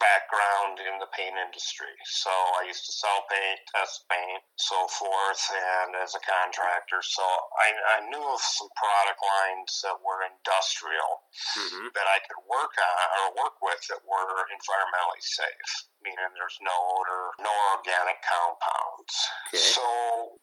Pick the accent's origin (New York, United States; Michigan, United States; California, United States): Michigan, United States; Saginaw; moved away; I'm from Saginaw, Michigan area